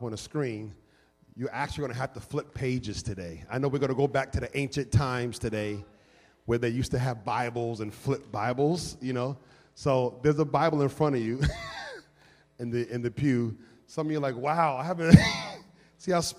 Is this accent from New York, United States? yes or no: yes; New York City, New York, United States; now in Philadelphia, United States; I come from New York City